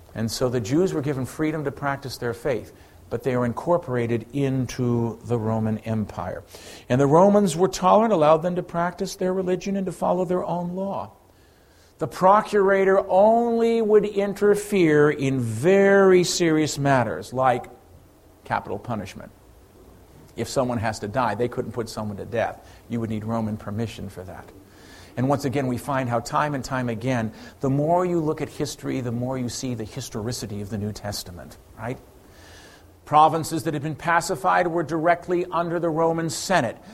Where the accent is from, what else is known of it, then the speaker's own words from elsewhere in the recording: Ireland; I'm Irish